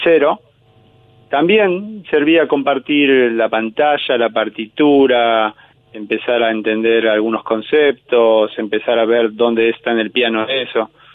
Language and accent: Spanish; Buenos Aires, Argentina; yo de niño había ido a esa misma escuela de Mataderos, o yo soy de Liniers